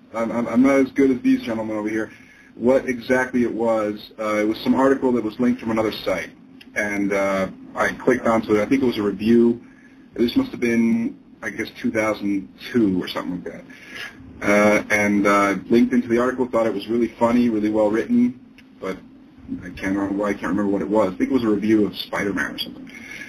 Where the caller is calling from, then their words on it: Bolivia; I'm calling from Bolivia.